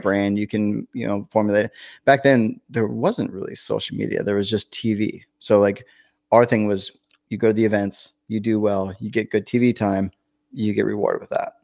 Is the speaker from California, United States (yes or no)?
yes; Northern California, United States; moved away as an adult; I was from Northern California